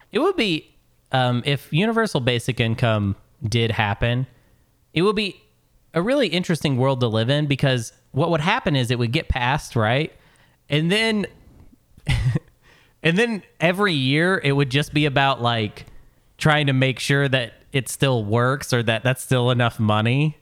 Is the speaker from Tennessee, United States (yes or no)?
no; Arkansas, United States; moved away; also born or lived in Portland, Oregon; I'm actually from here originally